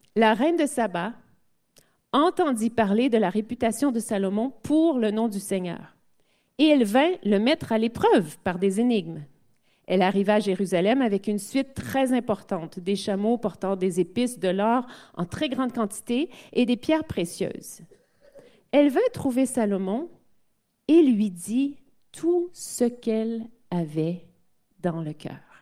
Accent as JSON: {"language": "French", "region": "Quebec", "country": "Canada", "said": "mon, mon français n'est pas parfait puisque je suis québécoise et canadienne"}